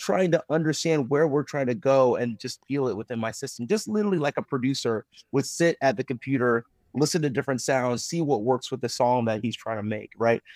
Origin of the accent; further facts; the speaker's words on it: Owensboro, Kentucky, United States; growing up in Owlsboro, Kentucky